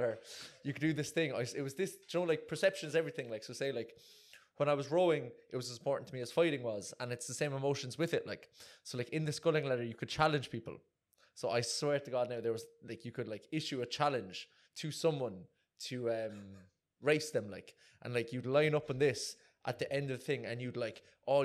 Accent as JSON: {"language": "English", "town": "Cork", "region": "Munster", "country": "Ireland", "accent": "Irish", "moved": "yes", "said": "I'm from Cork, and it's like everyone in Cork races."}